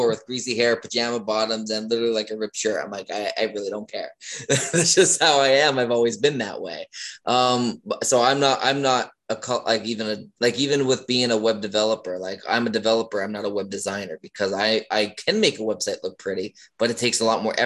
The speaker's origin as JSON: {"language": "English", "region": "Northeast Pennsylvania", "country": "United States", "moved": "yes", "lives_now": "Maryland, United States", "said": "I am from Northeast Pennsylvania. I moved to Maryland"}